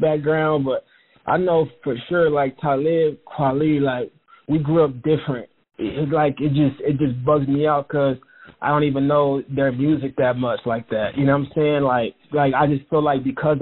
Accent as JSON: {"language": "English", "region": "Oklahoma", "country": "United States", "said": "I'm from Oklahoma. You know what I'm saying? Like I'm if anything, I sound like Oklahoma."}